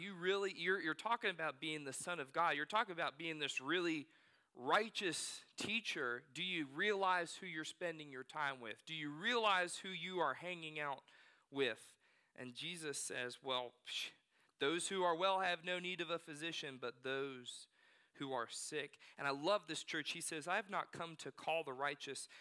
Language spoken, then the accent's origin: English; Northern Virginia, United States; moved away; also born or lived in North Carolina; growing up in Northern Virginia